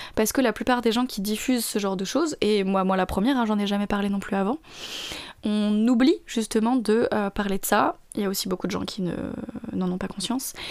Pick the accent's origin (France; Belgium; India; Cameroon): France; je suis française